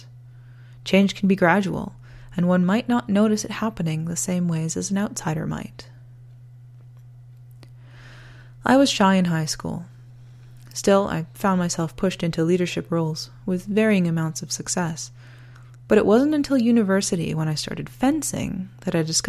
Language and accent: English; Canada; also born or lived in northern Alberta, Canada; I'm Canadian.